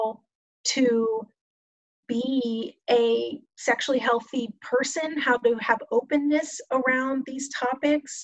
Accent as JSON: {"language": "English", "region": "Texas", "country": "United States", "tie": "born or raised there", "said": "I grew up in Texas"}